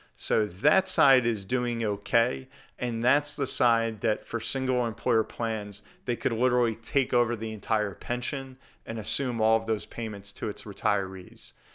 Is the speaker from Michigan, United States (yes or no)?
no; New Jersey, United States; my home state of New Jersey